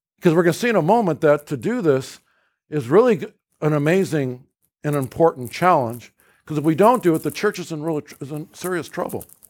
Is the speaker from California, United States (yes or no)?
yes; California, United States; I was raised in California.